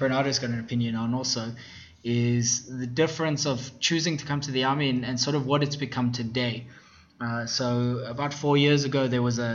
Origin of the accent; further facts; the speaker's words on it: South Africa; moved away as an adult; now in Israel; I grew up in South Africa in a Jewish community